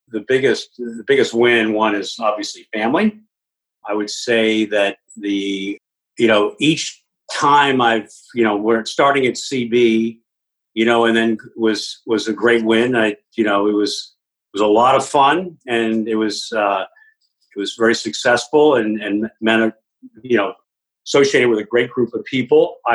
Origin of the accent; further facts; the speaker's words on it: Virginia, United States; we I grew up in northern I grew up in Virginia.